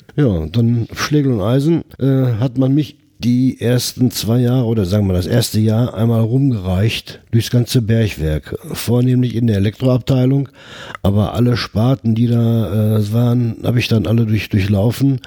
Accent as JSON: {"language": "German", "town": "Herten", "region": "North Rhine-Westphalia", "country": "Germany", "tie": "born or raised there", "said": "Ich bin äh, 1952 hier in Herten geboren"}